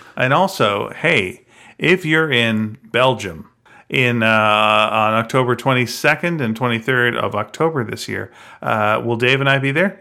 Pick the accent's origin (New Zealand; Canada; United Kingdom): Canada; we're from Canada